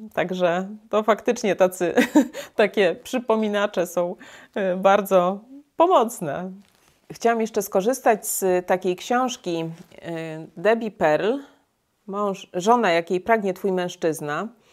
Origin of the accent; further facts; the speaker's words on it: Poland; my w Polsce